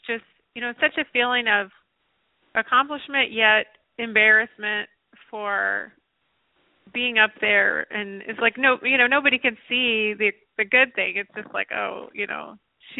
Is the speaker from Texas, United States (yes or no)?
no; Nashville, Tennessee, United States; I grew up in Nashville